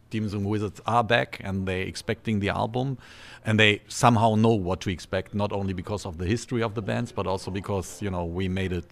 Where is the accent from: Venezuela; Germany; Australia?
Germany; in Germany in my hometown